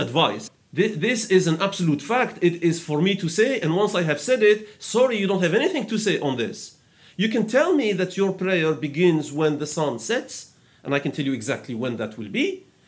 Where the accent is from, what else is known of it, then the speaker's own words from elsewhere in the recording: Algeria; I am from Algeria.